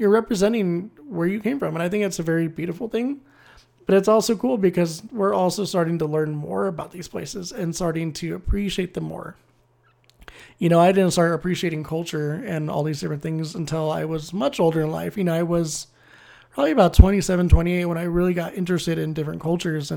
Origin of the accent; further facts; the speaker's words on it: United States; I'm American and can speak like four or five languages